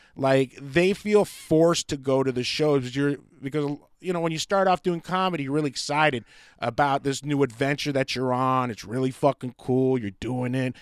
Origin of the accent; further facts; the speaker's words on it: United States; I love being an American.